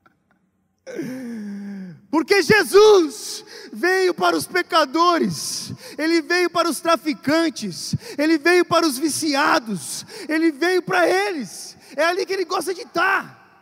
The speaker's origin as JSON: {"language": "Portuguese", "country": "Brazil", "moved": "yes", "said": "vim do Brasil"}